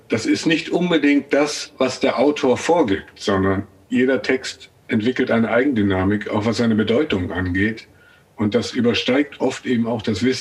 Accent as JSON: {"language": "German", "region": "North Rhine-Westphalia", "country": "Germany", "tie": "born or raised there", "said": "ein gewisses Außenseitergefühl in Ostwestfalen, wo ich aufgewachsen bin, und ein starkes Bewusstsein davon, dass es da zwei Bevölkerungsgruppen gab, die Einheimischen und die Nicht-Einheimischen, die ehemaligen Vertriebenen."}